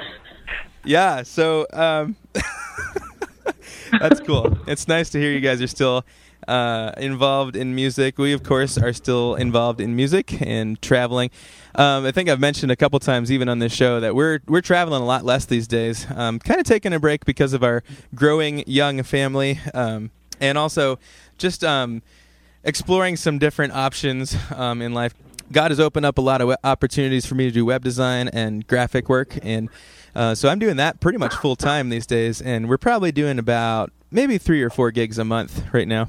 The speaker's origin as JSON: {"language": "English", "region": "Ohio", "country": "United States", "moved": "yes", "lives_now": "Rochester, United States", "said": "we are from Ohio, so a lot of our family's down there"}